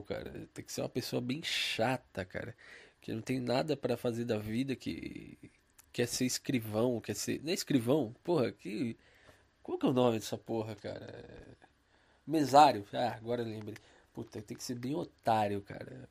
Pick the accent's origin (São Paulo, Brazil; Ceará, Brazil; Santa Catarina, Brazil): São Paulo, Brazil; Eu sou de São Paulo